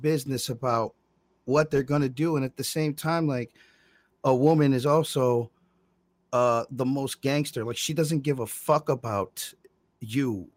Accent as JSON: {"language": "English", "town": "Monroe", "country": "United States", "tie": "born or raised there", "said": "I was born in Monroe"}